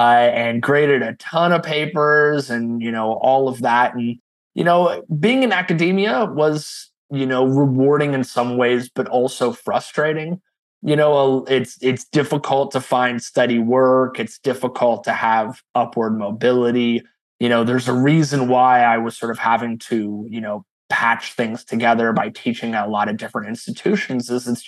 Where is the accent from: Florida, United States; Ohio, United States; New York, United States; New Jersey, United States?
Ohio, United States; moved away as an adult; I came to Texas from Ohio about 20 years ago to study creative writing.